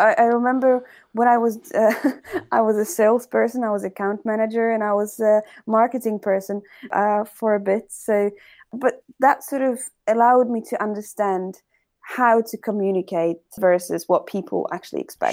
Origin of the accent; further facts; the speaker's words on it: Poland; we were proud that we are from Poland